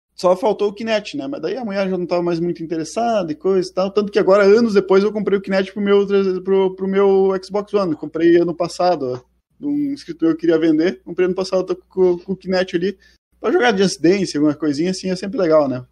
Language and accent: Portuguese; Ibirubá, Rio Grande do Sul, Brazil; Eu sou de uma cidadezinha do centro do Rio Grande do Sul chamada Ibirubá.